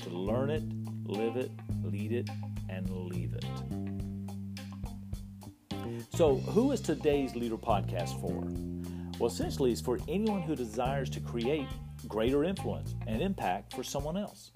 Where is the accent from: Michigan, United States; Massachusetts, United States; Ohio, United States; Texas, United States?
Texas, United States; West; I was born in West Texas, so I am an official Texan-American